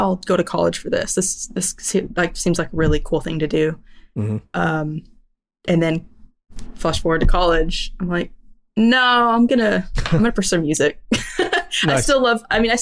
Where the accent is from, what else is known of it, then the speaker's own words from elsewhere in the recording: near Lubbock, West Texas, United States; I grew up near Lubbock, which is like West Texas.